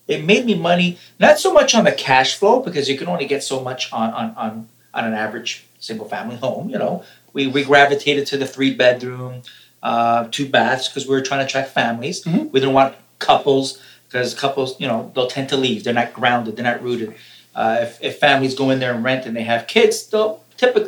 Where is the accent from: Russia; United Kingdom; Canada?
Canada; I'm a foreign national. Oh, I'm Canadian